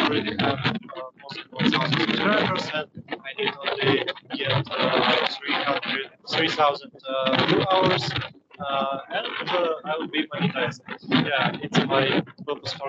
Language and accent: English; Moscow, Russia; English is a second language; moved away as an adult; now in Philippines; I'm from Russia, Moscow